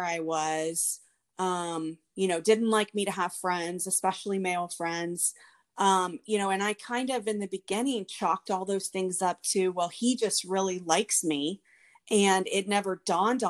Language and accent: English; Houston, Texas, United States; I was raised here in Houston with my two sisters